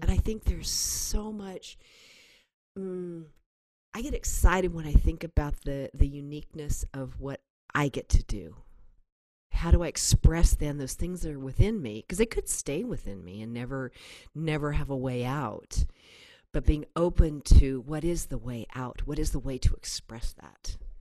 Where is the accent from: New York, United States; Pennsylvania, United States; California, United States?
California, United States; Berkeley; also born or lived in Kensington, California / Oakland, California; I was born in Berkeley, California, and then my family. Um, there were only four of us at the time. We moved up to Kensington, which is up in the Berkeley Hills